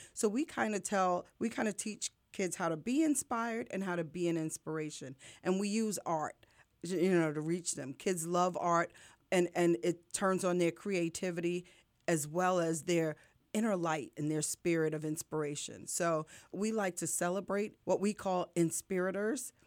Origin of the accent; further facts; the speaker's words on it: New York, United States; now in Lehigh Valley, United States; I'm from New York originally